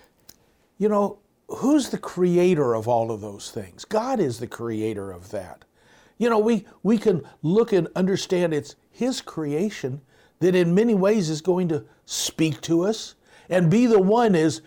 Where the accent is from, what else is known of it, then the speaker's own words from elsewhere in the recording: Southern California, United States; I'm from Southern California area.